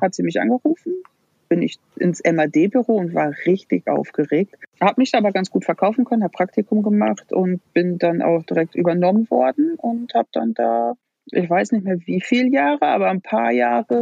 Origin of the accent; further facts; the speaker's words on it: Sauerland, North Rhine-Westphalia, Germany; moved away as an adult; also born or lived in Dortmund; Ich bin äh, im Sauerland ganz beschaulich groß geworden.